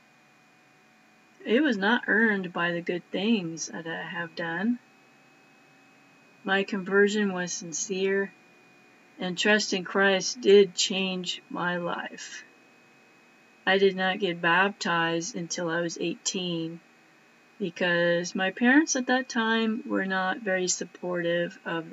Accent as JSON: {"language": "English", "region": "East Coast", "country": "United States", "said": "I'm originally from the East Coast."}